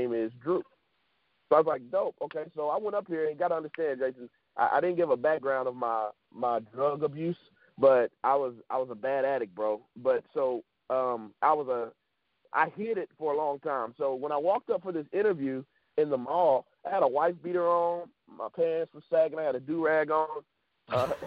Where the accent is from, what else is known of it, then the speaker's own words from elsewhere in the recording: Florien, Louisiana, United States; also born or lived in Dallas, Texas; now in Lake Charles, United States; I was born in Dallas, Texas. And I was there with my family until about 8 years old. Then we moved to a small village in Louisiana called Florine. I was there for about 10 years